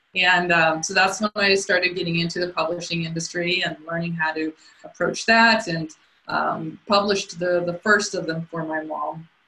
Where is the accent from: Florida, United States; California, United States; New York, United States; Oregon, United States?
California, United States; Southern; moved away as an adult; also born or lived in Colorado; I grew up in Southern California